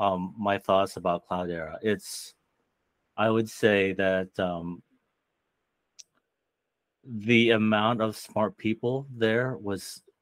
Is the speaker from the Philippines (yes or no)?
yes; Philippines; There's a lot of Filipinos here too. I know. I think really makes me feel good about being a Filipino.